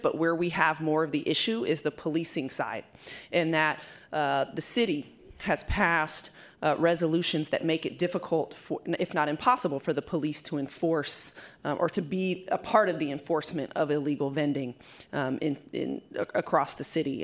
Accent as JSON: {"language": "English", "area": "East Bay", "region": "California", "country": "United States", "tie": "born or raised there", "moved": "as an adult", "lives_now": "San Francisco, United States", "said": "I was born and raised in the East Bay"}